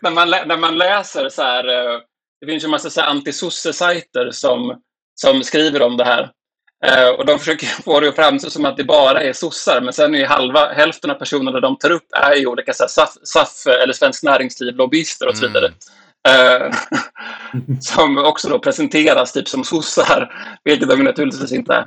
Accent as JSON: {"language": "Swedish", "country": "Sweden"}